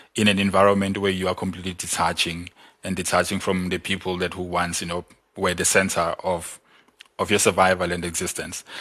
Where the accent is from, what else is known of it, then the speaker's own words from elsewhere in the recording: South Africa; I'm from Mlas